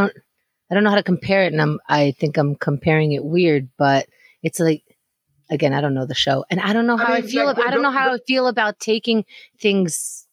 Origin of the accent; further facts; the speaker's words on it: Israel; I was born in Israel.